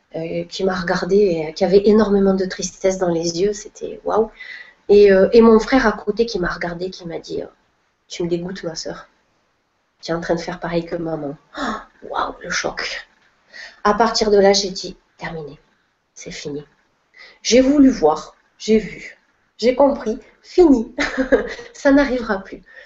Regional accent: Perpignan, Occitania, France; moved away; also born or lived in Montpellier / Spain; je suis originaire du sud de la France, donc Perpignan

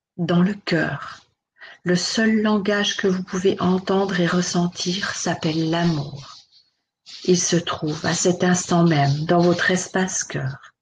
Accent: Switzerland; je suis née, j'ai grandi en Suisse

